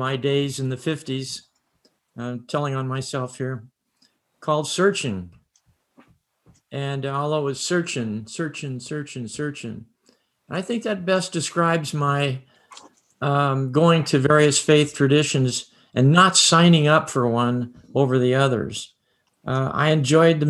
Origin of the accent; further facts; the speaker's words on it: Bakersfield, California, United States; I grew up in Bakersfield, and I had no faith tradition